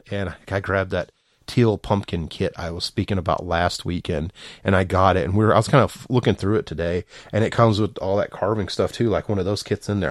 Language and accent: English; the South, United States; I'm from the South